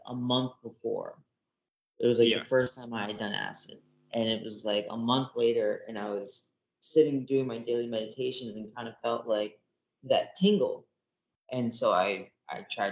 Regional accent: Florida, United States; moved away as an adult; also born or lived in Ohio; I'm from down south, I'm from Florida

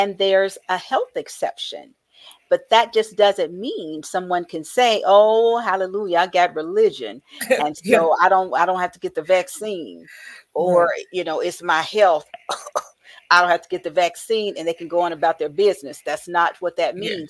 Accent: the South, United States; growing up in the South

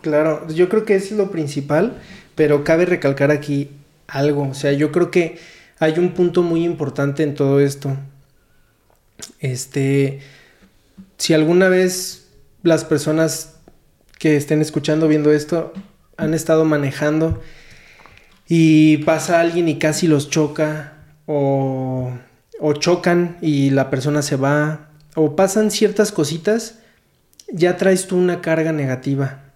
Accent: Mexico; yo nada más he vivido en México, yo nada más conozco México, soy un mexicano

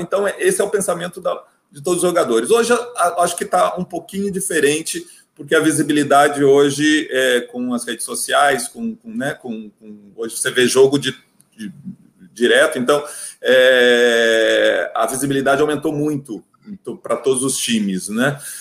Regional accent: Porto Alegre, Rio Grande do Sul, Brazil; moved away; Eu cresci, nasci e cresci em Porto Alegre, num estado que é muito bairrista

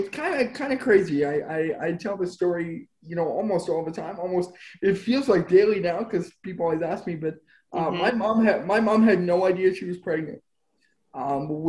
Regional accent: Spruce Grove, Alberta, Canada; also born or lived in Edmonton, Alberta; I'm born in Edmonton, Alberta. I grew up in Spruce Grove, Alberta, about 15 minutes west

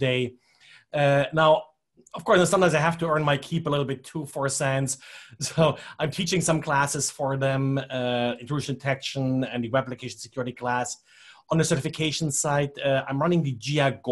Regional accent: Germany; moved away as an adult; now in United States; I grew up in Germany originally, came to the United States like 30 years ago or something like that.

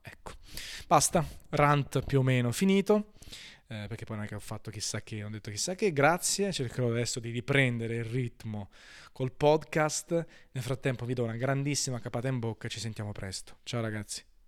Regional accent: Naples, Campania, Italy; Io parlo sempre di Napoli perché sono napoletano

